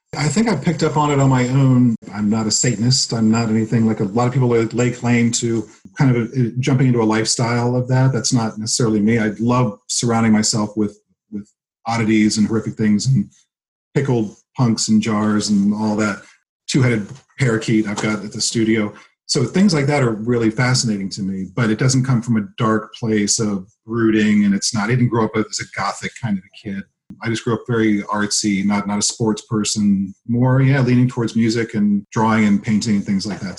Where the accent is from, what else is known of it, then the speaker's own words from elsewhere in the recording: Laurel, Maryland, United States; moved away as an adult; also born or lived in New Jersey / Frederick, Maryland; now in Pennsylvania, United States; I was born in New Jersey. We moved when I was three. I grew up in Maryland right between, like literally smack dab between Baltimore's here, DC's here, Laurel, the town I grew up in, was right in between them.